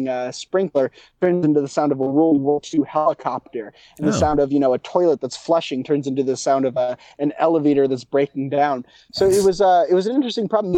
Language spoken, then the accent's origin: English; New York City, New York, United States; moved away as an adult; also born or lived in Oberlin, Ohio; now in Paraguay; I'm from New York City